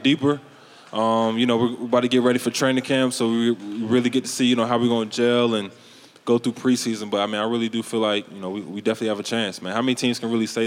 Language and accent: English; Virginia, United States; I'm from Virginia